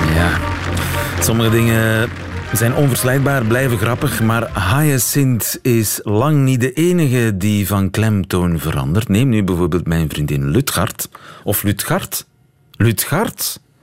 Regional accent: East Flanders, Belgium; ik kom uit Oost-Vlaanderen

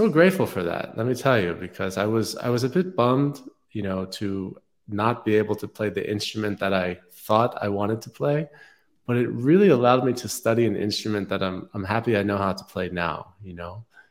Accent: New York City, New York, United States; I grew up in New York City and was quite disconnected from nature for most of my, life until I was in my mid-20s

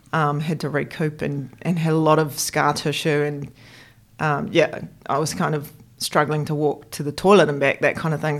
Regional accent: Christchurch, Canterbury, New Zealand; I grew up in Christchurch. So I'm a born and bred Cantabrian, red and black, through and through

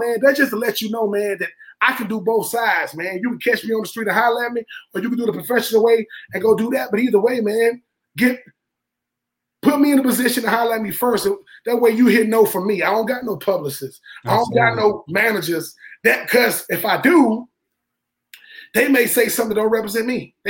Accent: the South, United States; I'm from the South, so.

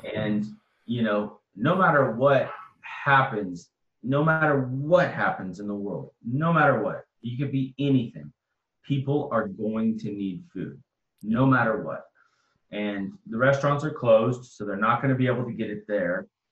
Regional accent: Austin, Texas, United States; I'm born and raised in Austin

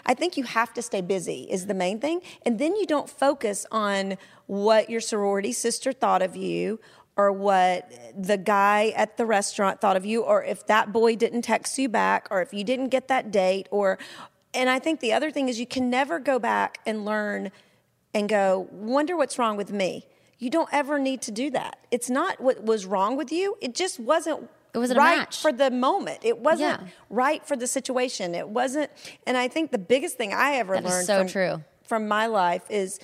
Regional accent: a small town in Georgia, United States; where I came from in a small town in Georgia

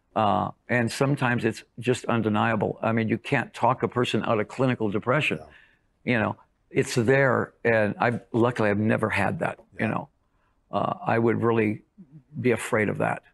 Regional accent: Detroit, Michigan, United States; I'm from Detroit

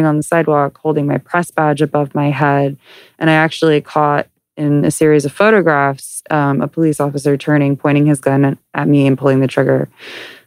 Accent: Southern California, United States; I grew up here in Southern California

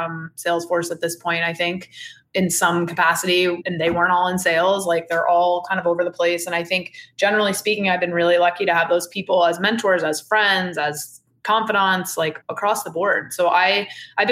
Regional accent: Cape Cod, Massachusetts, United States; now in the Hamptons, United States; I grew up on Cape Cod

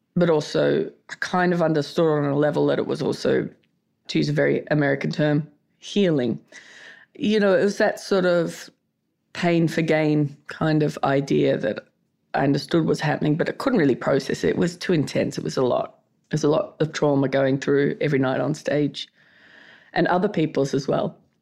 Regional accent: Australia; I'm Australian.

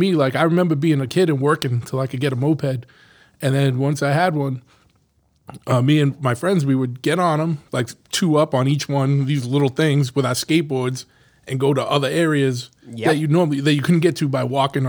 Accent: New Bedford, Massachusetts, United States; No. I grew up in New Bedford.

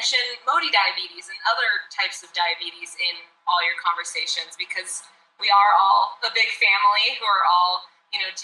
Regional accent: Arkansas, United States; moved away as an adult; now in Los Angeles, United States; I am originally from Arkansas. I grew up in a small town in America.

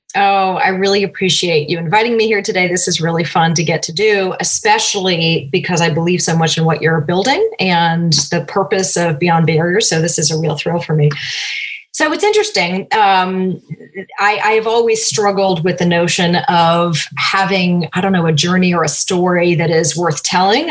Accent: Cambridge, Massachusetts, United States; moved away as an adult; also born or lived in south of France / Oakland, California; I grew up in Cambridge, Massachusetts.

